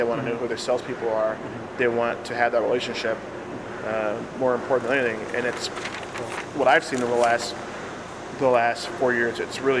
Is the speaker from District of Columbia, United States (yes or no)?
no; Chicago, Illinois, United States; It's my hometown. Mm-hmm. I want to sell beer in my hometown where I live and where I'm from.